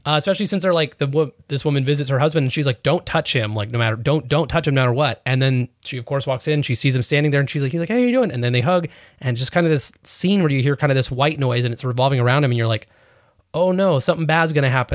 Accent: New York, United States; I'm a New Yorker.

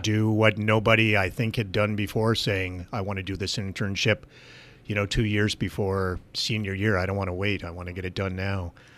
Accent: Gilboa, New York, United States; Gilboa is my hometown

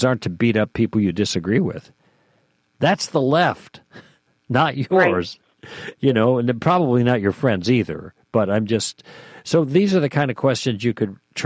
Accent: Chicago, Illinois, United States; moved away as an adult; also born or lived in Michigan; now in California, United States; I grew up in Chicago

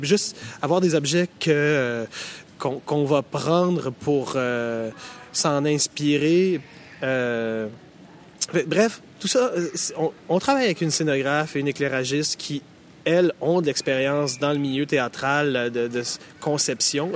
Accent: Montreal, Quebec, Canada; chez nous, au Québec, euh, à Montréal

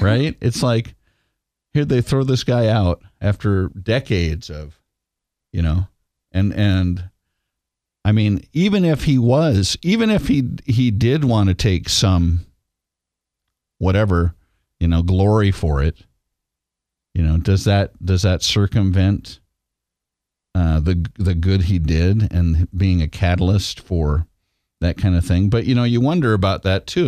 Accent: Washington, United States; this island I grew up on in Washington state

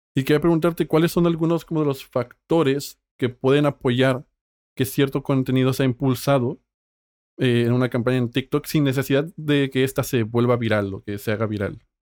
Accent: Mexico; soy mexicano

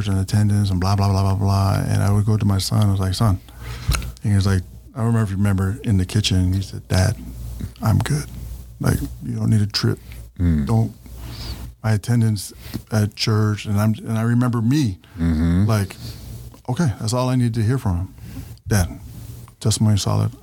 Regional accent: California, United States; moved away as an adult; now in Utah, United States; I grew up in Cali

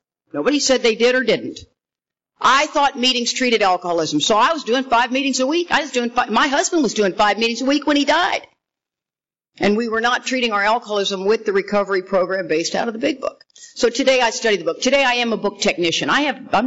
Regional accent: Texas, United States; We are from Texas

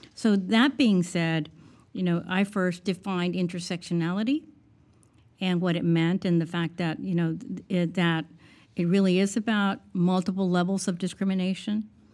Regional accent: South Texas, United States; I'm from South Texas, and 95% of the individuals in my two areas that I live in are Hispanic

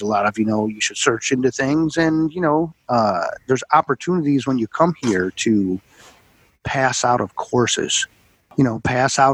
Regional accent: Buffalo, New York, United States; also born or lived in Plattsburgh, New York / United Kingdom / Town of Niagara, New York / Chicago, Illinois; growing up in Buffalo, New York

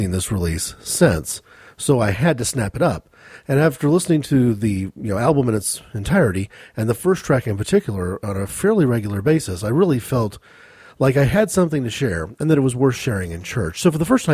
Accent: United States; As an American, though, I didn't encounter any of that initial Scottish background

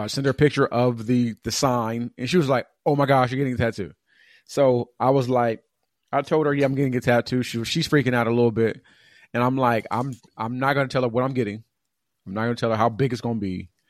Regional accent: California, United States; moved away as an adult; now in Atlanta, United States; California kinda, like, was my hometown

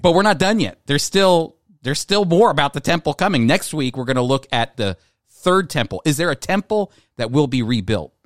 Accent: New Jersey, United States; the Philadelphia area

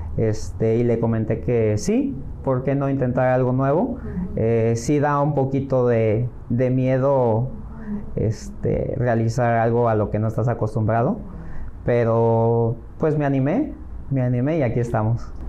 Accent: Acapulco, Guerrero, Mexico; moved away as an adult; also born or lived in Los Angeles, California; now in Playa del Carmen, Mexico; soy originario de Acapulco, el Guerrero

